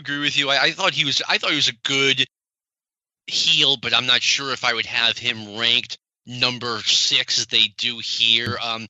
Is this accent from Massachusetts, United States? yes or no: yes; Boston, Massachusetts, United States; not only am I from the Northeast, I am from the Boston area.